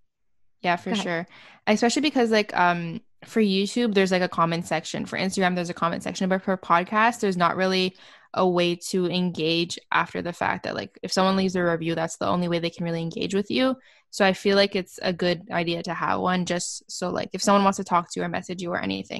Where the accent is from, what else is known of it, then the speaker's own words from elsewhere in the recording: Canada; So since I'm from Canada, there's nothing like more that it gives me more of, I feel.